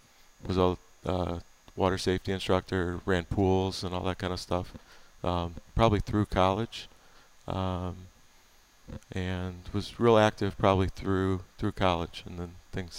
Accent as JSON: {"language": "English", "town": "Cleveland", "region": "Ohio", "country": "United States", "tie": "born or raised there", "said": "I grew up here in Cleveland in Shaker Heights."}